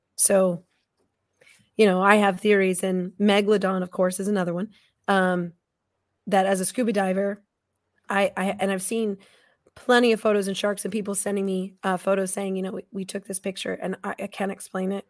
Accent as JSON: {"language": "English", "town": "Estes Park", "region": "Colorado", "country": "United States", "tie": "born or raised there", "also_born_or_lived": "Tucson, Arizona", "said": "I grew up in Estes Park, Colorado"}